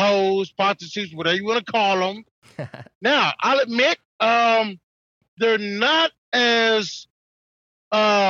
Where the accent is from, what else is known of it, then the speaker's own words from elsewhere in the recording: Detroit, Michigan, United States; I'm black and I grew up in Detroit